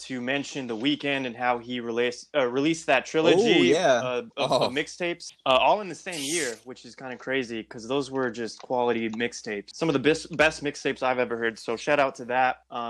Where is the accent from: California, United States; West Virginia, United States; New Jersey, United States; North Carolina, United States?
California, United States; Inland Empire; we're from the Inland Empire, California as well.